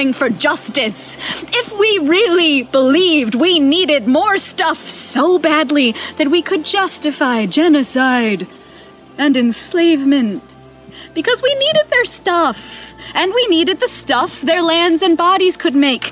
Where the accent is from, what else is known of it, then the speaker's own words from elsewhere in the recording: United States; as an American white woman